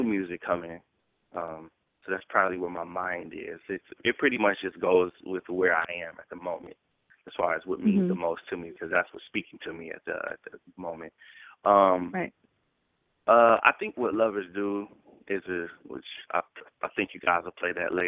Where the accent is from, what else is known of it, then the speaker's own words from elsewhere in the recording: Cleveland, Ohio, United States; now in New York City, United States; Born and raised in Cleveland, Ohio, living in New York City now